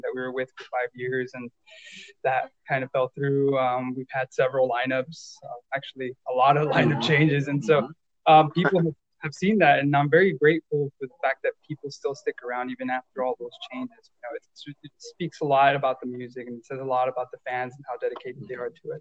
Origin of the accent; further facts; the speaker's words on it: Brownsville, Texas, United States; I'm from Brownsville, Texas